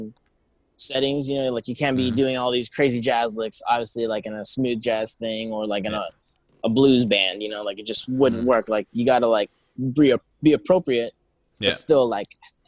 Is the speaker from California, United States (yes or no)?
yes; Downey, California, United States; now in Baldwin Park, United States; I grew up in Downey.